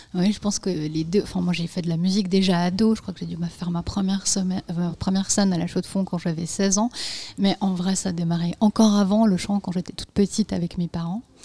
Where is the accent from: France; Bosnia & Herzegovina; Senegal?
Bosnia & Herzegovina; moved away; j'en parle une, puisque je suis née en Bosnie-Herzégovine